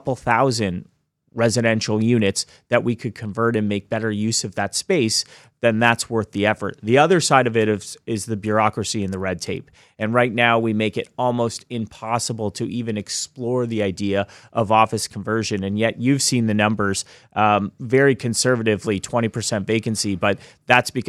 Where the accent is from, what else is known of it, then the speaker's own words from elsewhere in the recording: Hamilton, Ontario, Canada; now in Toronto, Canada; I grew up in Hamilton